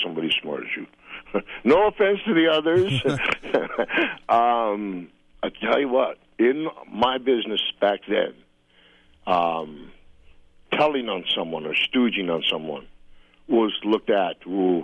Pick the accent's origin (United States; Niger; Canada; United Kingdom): Canada; Saskatoon, Saskatchewan; I was born in Saskatoon.